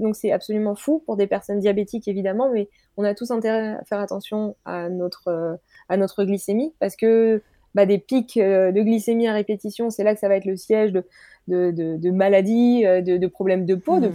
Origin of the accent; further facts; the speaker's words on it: Normandy, France; je suis de Normandie